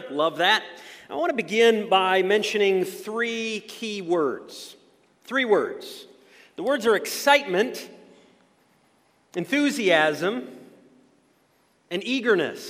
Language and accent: English; Ludington, Michigan, United States; my hometown of Ludington